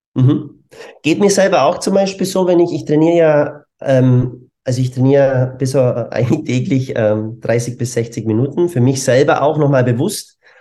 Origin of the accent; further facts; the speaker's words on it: Germany; moved away as an adult; also born or lived in Bavaria; now in Vienna, Austria; bin eigentlich ursprünglich Deutscher